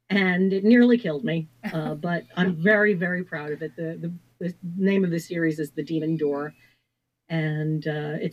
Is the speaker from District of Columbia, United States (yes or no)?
yes; Washington, District of Columbia, United States; I wanted to set it in Washington, D.C., my hometown, because D.C. is very rarely seen unless it's a thriller